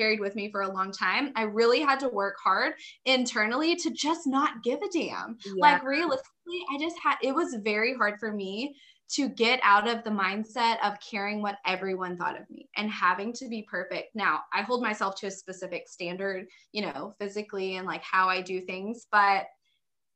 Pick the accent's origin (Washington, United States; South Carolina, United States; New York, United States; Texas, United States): Texas, United States; Dallas; also born or lived in Fort Worth, Texas; I am from Texas. We actually lived in the Dallas area growing up, then moved to like Fort Worth